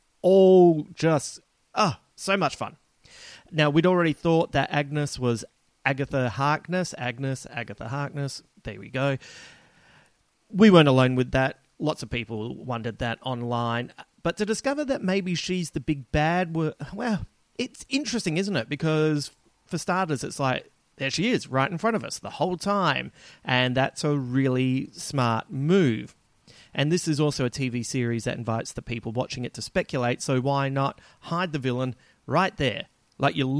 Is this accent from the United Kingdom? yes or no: no; Adelaide, South Australia, Australia; moved away; flying home to Adelaide, as you know, my hometown